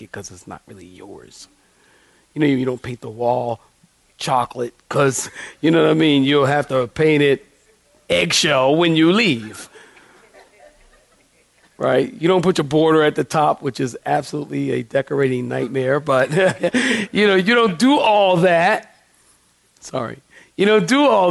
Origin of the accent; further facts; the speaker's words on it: Philadelphia, Pennsylvania, United States; I'm a city boy. I'm from Philadelphia